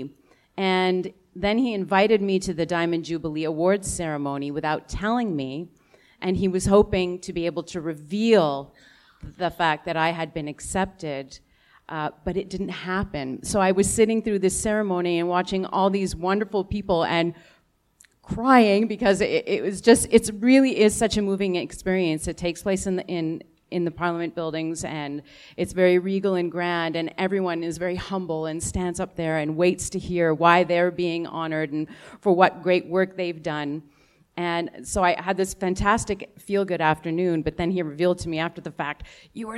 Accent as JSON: {"language": "English", "town": "Ottawa", "region": "Ontario", "country": "Canada", "tie": "born or raised there", "lives_now": "Toronto, Canada", "said": "I'm from Ottawa. I was born and raised in Ottawa"}